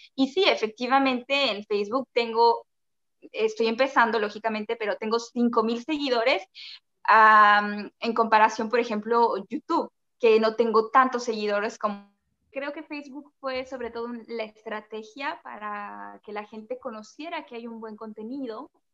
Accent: Mexico City, Mexico; moved away as an adult; also born or lived in Mérida, Mexico; Yo soy de la Ciudad de México y viví en Mérida los cuatro años de mi carrera

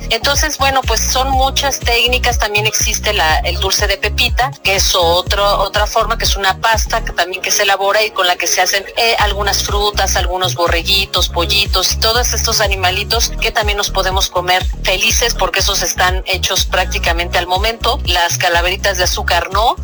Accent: Mexico; nosotros no fuimos la excepción, como mexicanos

